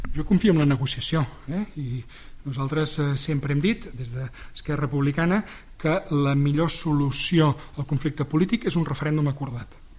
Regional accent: Sarrià de Ter, Catalonia, Spain; haver estat alcalde del meu poble

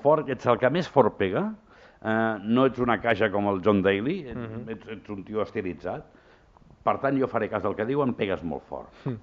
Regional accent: Barcelona, Catalonia, Spain; jo sempre dic que sóc el Raval, i és veritat, jo vaig néixer al Raval

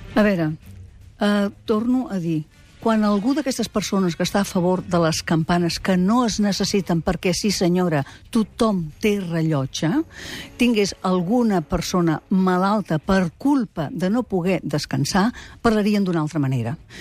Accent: Girona, Catalonia, Spain; Soc de Girona de tota la vida.

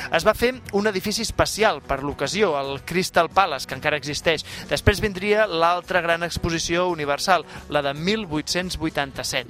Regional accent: Catalonia, Spain; com som els catalans

